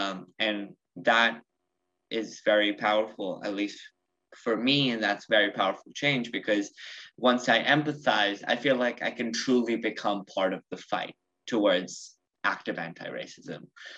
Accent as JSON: {"language": "English", "country": "United States", "said": "I'm from the United States, but I identify more as Indian."}